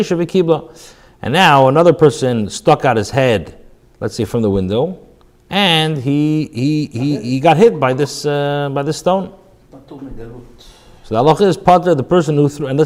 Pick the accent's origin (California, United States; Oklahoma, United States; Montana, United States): California, United States; moved away; growing up in California